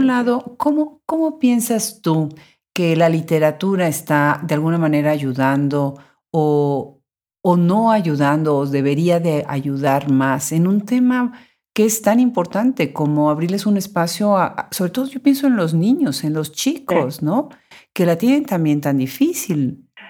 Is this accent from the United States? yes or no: yes; United States; yo soy mexicano-americana